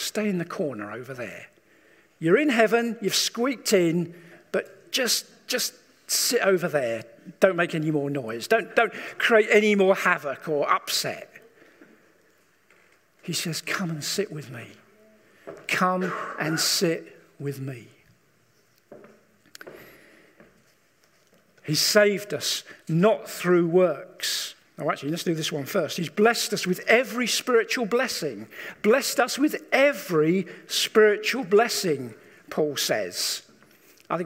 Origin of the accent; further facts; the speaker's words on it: England, United Kingdom; we as English people